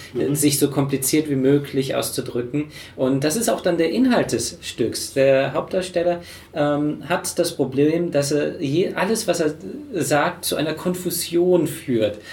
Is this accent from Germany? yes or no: yes; Germany; als Deutscher